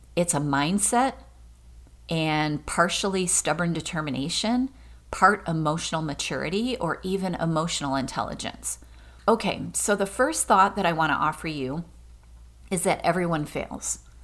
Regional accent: Michigan, United States; Michigan State was my school because I was from Michigan

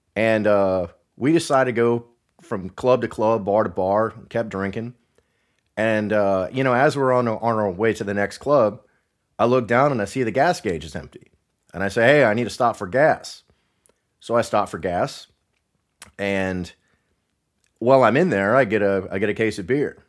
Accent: Northwest Ohio, United States; moved away; I'm originally from Northwest Ohio

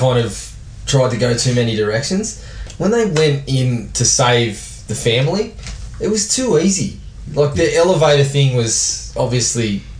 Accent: Japan; No, this is bullshit. I grew up in Japan.

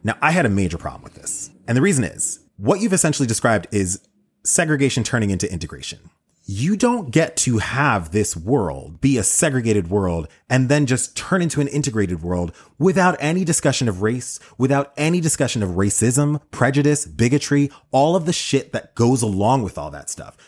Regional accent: United States; as an American in twenty twenty

